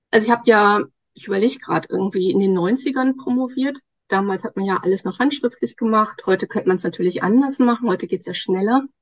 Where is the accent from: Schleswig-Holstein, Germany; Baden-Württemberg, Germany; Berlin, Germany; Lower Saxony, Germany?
Lower Saxony, Germany; also born or lived in Osnabrück / Darmstadt; nee, also, äh, in Niedersachsen, also hier schon in der Nähe von Bremen. Kann ich ja ganz kurz erzählen. Genau, ich bin hier auf dem Land aufgewachsen. Ich bin eine echte Norddeutsche.